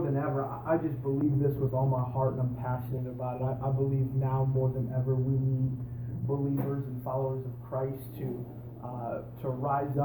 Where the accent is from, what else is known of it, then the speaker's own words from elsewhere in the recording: Iowa, United States; moved away as an adult; now in Hillsboro, United States; I'm originally from Iowa, and I was born and raised there. Lived there for about 21 years until I moved out here.